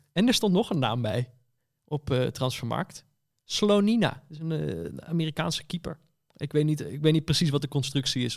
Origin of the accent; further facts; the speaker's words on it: Netherlands; ik ben Nederlander.